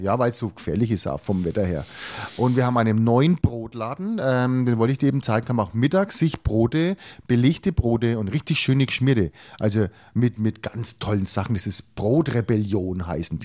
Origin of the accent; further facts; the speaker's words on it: Franconia, Bavaria, Germany; als Franke